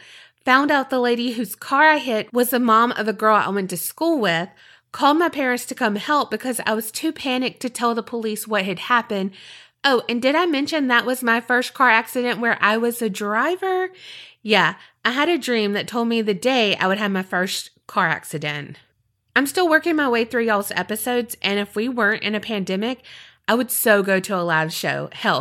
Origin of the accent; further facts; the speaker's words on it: Louisiana, United States; Anyway, I'm from Northwest Louisiana. You know, the part that no one talks about.